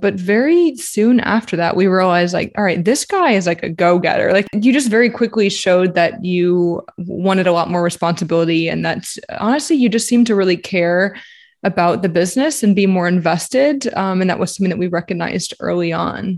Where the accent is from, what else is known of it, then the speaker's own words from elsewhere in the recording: New Orleans, Louisiana, United States; moved away; also born or lived in Shreveport, Louisiana / Texas / Florida; I'm from New Orleans. I was born and raised there, but I did live in Shreveport for a few years